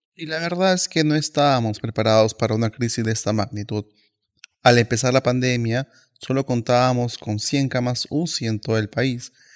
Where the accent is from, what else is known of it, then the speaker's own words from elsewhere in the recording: Peru; nuestro país